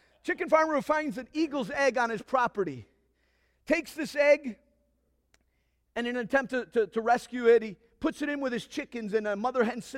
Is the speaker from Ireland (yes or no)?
no; Nigeria; Now, some of y'all know that I grew up in Nigeria. And I was growing up in Nigeria and learning the culture. I was basically a Nigerian.